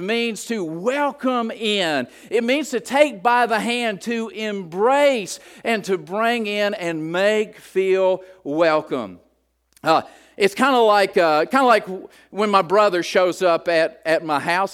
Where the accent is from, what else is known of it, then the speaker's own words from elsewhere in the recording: West Virginia, United States; I'm from West Virginia.